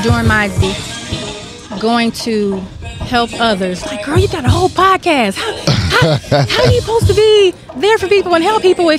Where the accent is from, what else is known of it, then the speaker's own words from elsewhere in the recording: Fayetteville, North Carolina, United States; moved away as an adult; Moved out here in 2014 from North Carolina. I'm from Fayetteville.